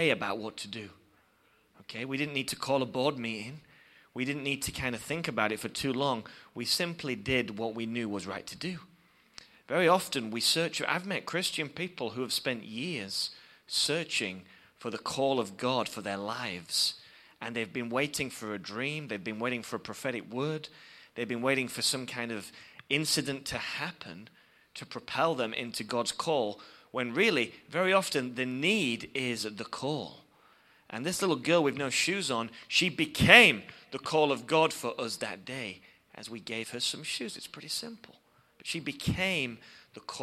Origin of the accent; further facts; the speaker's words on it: England, United Kingdom; we come from England, as you can probably tell by my accent